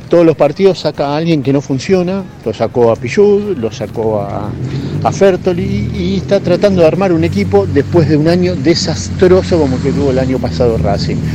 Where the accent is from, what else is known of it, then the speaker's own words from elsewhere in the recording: Belgrano, Buenos Aires, Argentina; Hola muchachos, buenas tardes. … de Belgrano.